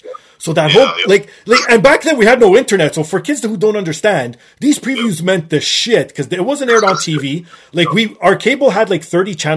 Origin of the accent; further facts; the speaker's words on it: Toronto, Ontario, Canada; my hometown of Toronto